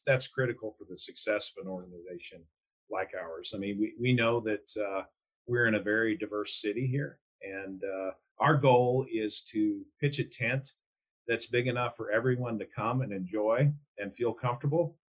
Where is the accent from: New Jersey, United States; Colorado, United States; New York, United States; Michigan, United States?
Colorado, United States; northern; moved away as an adult; also born or lived in Houston, Texas; now in Calgary, Canada; We both grew up in northern Colorado